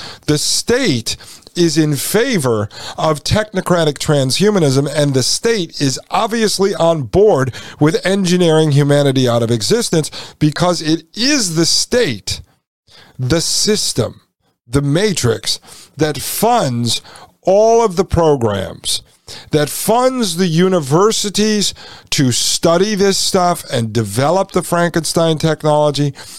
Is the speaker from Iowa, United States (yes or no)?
no; Brooklyn, New York, United States; put you in the trunk of my car because I grew up in Brooklyn.